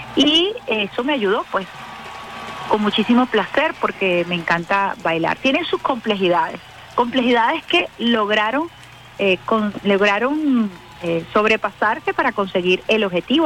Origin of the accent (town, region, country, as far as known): Venezuela